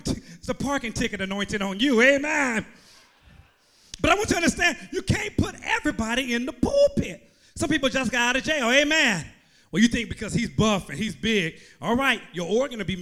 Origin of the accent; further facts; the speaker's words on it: Oakland, California, United States; I'm from Oakland, California